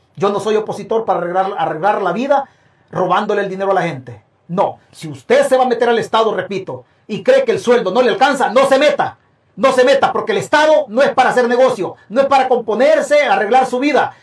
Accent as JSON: {"language": "Spanish", "country": "El Salvador", "said": "es mi tierra"}